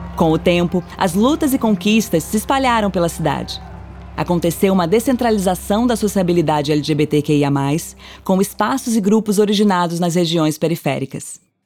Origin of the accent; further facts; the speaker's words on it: Santos, São Paulo, Brazil; moved away as an adult; now in São Paulo, Brazil; sou lá de Santos, litoral de São Paulo, né? Baixada Santista. Moro aqui em São Paulo há 5 anos